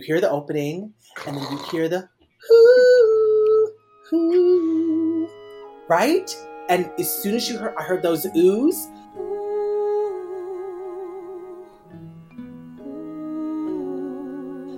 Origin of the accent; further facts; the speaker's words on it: Michigan, United States; We're all Michigan.